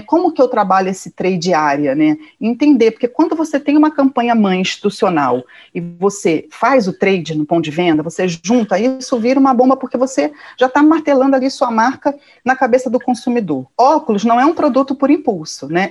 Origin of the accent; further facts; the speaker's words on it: Rio de Janeiro, Brazil; eu nasci no Rio, uma família muito provinciana